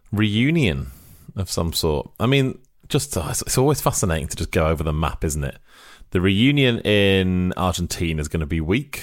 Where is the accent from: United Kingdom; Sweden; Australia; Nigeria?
United Kingdom; Wales; now in Bratislava, Slovakia; I'm actually Welsh, even though I live in Bratislava.